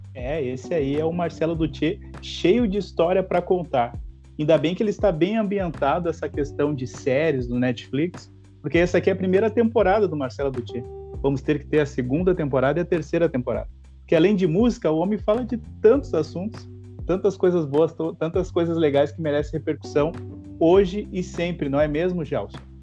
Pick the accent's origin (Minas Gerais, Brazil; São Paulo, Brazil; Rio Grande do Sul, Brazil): Rio Grande do Sul, Brazil; eu fui em lugares fora do Rio Grande do Sul e eu falei, eu sou gaúcho